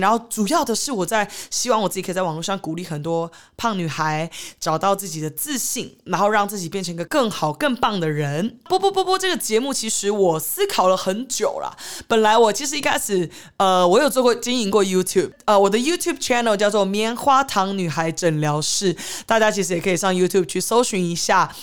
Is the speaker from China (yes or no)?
no; Taiwan; also born or lived in Los Angeles, United States; 我从小其实是在台湾长大的。那我呃，国中、高中的时候，就只是寒暑假会去呃美国游学，看奶奶